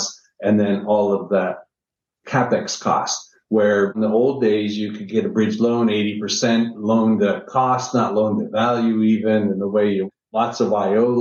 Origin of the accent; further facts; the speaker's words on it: Niagara Falls, Ontario, Canada; moved away as an adult; now in United States; I'm originally from Niagara Falls, Canada